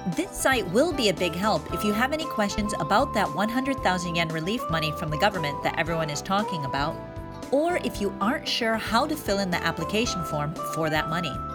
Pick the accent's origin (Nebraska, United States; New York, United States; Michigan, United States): Michigan, United States; Detroit; moved away as an adult; now in Fukuoka, Japan; Growing up in Detroit